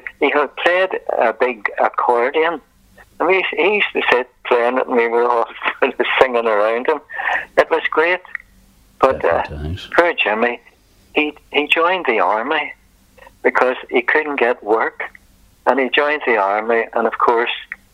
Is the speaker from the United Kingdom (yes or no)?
yes; Belfast, Northern Ireland, United Kingdom; now in Downpatrick, United Kingdom; I was brought up in the Belfast area